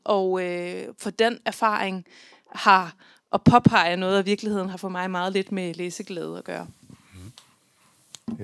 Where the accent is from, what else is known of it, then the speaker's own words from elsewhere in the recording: Central Jutland, Central Denmark Region, Denmark; født og opvokset på Midtjylland, som jeg er